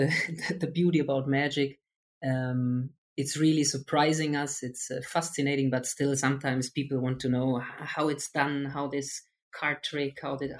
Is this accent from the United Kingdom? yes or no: no; Germany; I'm from Germany